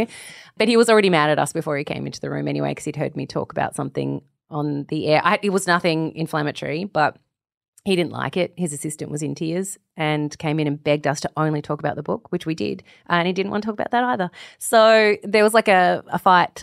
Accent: Australia; As an Australian

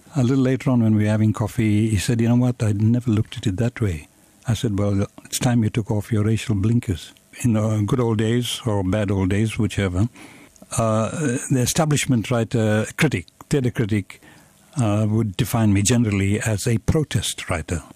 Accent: South Africa; I was born in South Africa

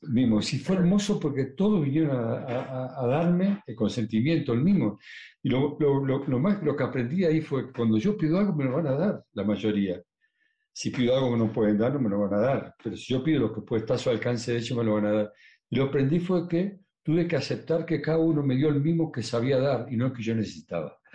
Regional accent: Uruguay; moved away; yo ahora vengo de, vengo de Uruguay eh, y me, visité todas las casas que yo he vivido

